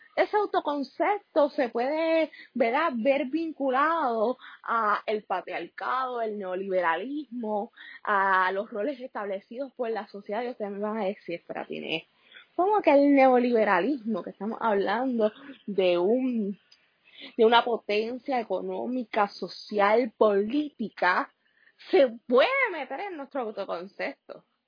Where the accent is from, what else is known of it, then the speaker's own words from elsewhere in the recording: Puerto Rico; los Estados Unidos, en el cual nosotros somos una colonia, o sea, nosotros no tenemos los derechos de un Estado